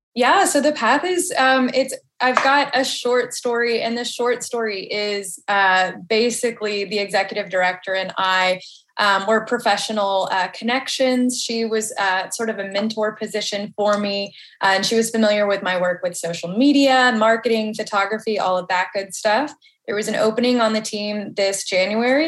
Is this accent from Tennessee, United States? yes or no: yes; Nashville, Tennessee, United States; I'm born and raised in Nashville, Tennessee. I've been here my whole life.